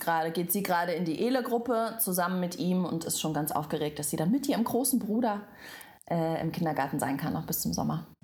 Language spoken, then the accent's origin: German; Belarus; now in Germany; aber ich komme ja ursprünglich aus Weißrussland